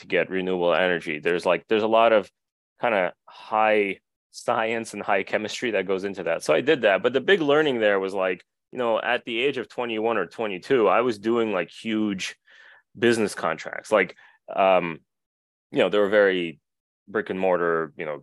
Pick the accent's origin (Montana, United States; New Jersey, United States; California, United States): New Jersey, United States; accent: Jersey; also born or lived in Russia; I was born in Russia, and my family moved to the U.S. when I was pretty little. So I did all my school in the U.S. That's why I sound like I'm a Jersey person. I guess I am a Jersey person